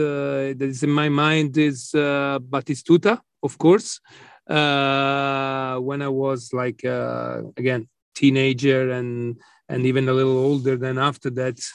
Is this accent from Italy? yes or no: yes; Florence, Tuscany, Italy; Yes, yes, yes. I was a Fiorentina fan. I had season tickets when I was a teenager.